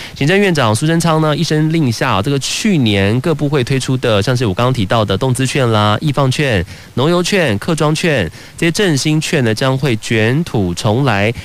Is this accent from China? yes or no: no; Taiwan; 身为台湾人